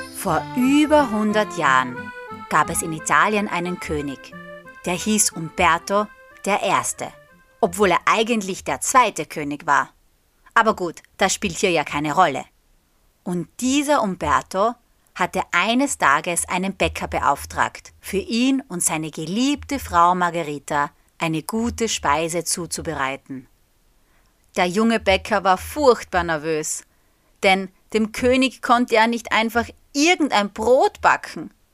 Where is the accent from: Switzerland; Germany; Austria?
Austria; der österreichischen Flagge, also der meiner Heimat